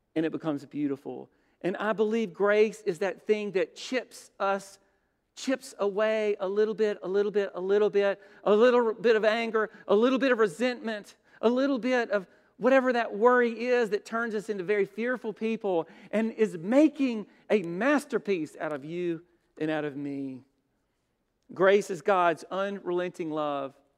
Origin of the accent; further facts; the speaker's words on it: Brookhaven, Mississippi, United States; There was a big steeple church in Brookhaven